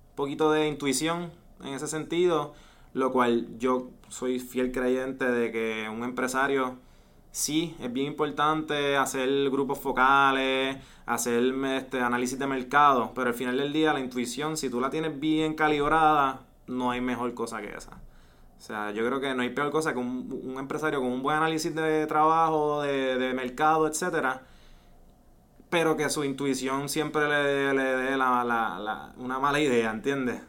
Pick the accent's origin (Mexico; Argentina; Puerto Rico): Puerto Rico; Ponce; also born or lived in Valencia, Spain; nacido y criado en Ponce, estudié toda mi vida, eh, high school, college en Ponce